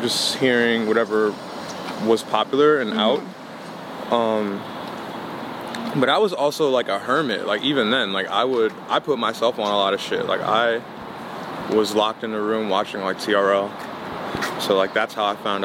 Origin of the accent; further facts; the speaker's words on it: New York City, New York, United States; also born or lived in Queens; Queens. I lived there till I was about 10, and then I moved to Harlem, grew up there